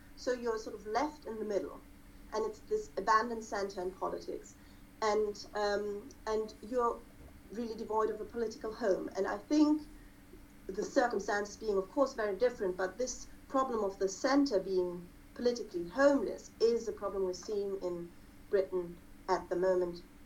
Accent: Germany; me being German and having a let's say conspicuously German last name

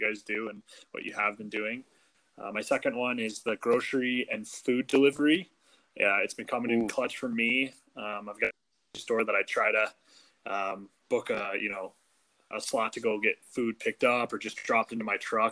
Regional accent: Fort Collins, Colorado, United States; moved away as an adult; now in Texas, United States; I'm originally from Fort Collins, Colorado. Grew up there

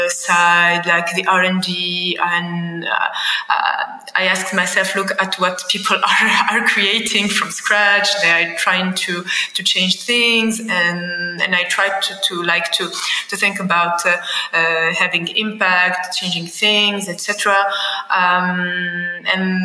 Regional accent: Tunis, Tunis Governorate, Tunisia; born and raised in Tunis. I've always lived in Tunis.

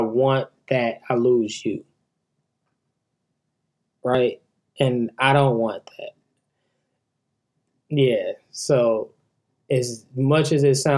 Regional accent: Milwaukee, Wisconsin, United States; now in Atlanta, United States; I'm from Milwaukee, Wisconsin

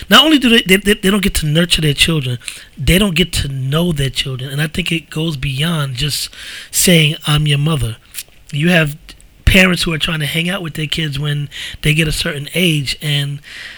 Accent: New York City, New York, United States; we grew up in the Bronx

